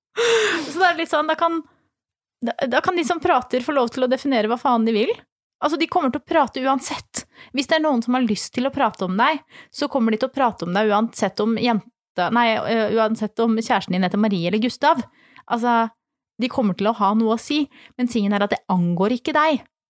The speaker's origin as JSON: {"language": "Norwegian", "town": "Flisa", "region": "Innlandet", "country": "Norway", "moved": "yes", "said": "så er jeg jo fra Flisa i Åsnes, og i hele kommunen totalt så bor det 8000 mennesker"}